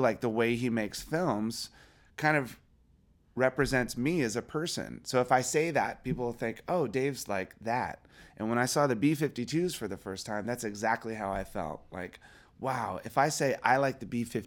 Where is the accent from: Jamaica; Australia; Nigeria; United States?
United States; Springfield, Virginia; growing up in Virginia